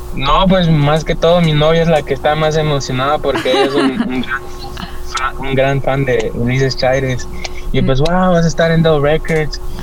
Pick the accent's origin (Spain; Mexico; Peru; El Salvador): El Salvador; moved away; Del Salvador, yo vengo del Salvador.